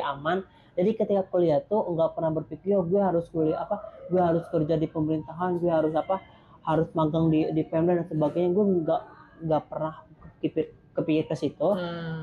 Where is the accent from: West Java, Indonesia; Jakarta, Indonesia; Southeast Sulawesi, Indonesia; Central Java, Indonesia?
West Java, Indonesia; Sukabumi; moved away; gue langsung balik ke kampung karena apa lokus penelitian gue tuh di kampung di Sukabumi